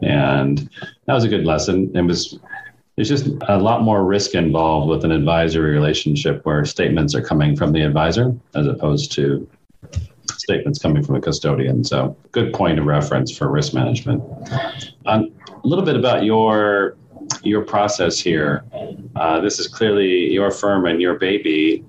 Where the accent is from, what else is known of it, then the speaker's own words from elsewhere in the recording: Saudi Arabia; now in United States; I was born in the Middle East, grew up in Saudi Arabia.